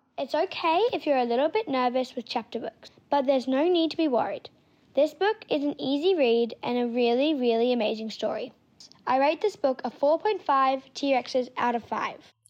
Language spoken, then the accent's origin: English; Gold Coast, Queensland, Australia; I am from the Gold Coast